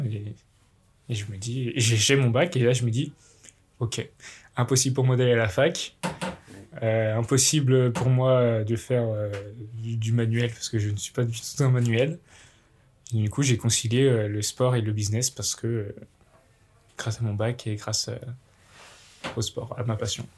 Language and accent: French; village near Bourg-en-Bresse, Bresse, Auvergne-Rhône-Alpes, France; jeune Bressan, je viens du petit village de Lan, à côté de, Bourg-en-Bresse.